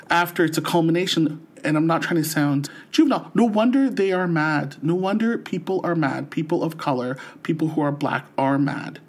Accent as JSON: {"language": "English", "town": "St. Catharines", "region": "Ontario", "country": "Canada", "tie": "born or raised there", "lives_now": "Ottawa, Canada", "said": "born and raised in Saint Catharines, Ontario, and now living in the nation's capital of Ottawa"}